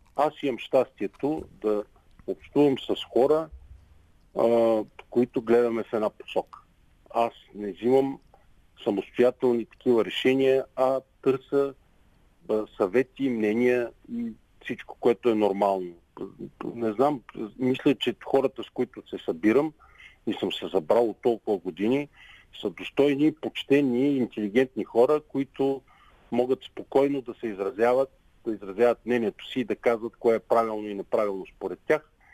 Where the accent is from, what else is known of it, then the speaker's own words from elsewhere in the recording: Pleven, Pleven Province, Bulgaria; Израснал съм в град Плен. Това е мой град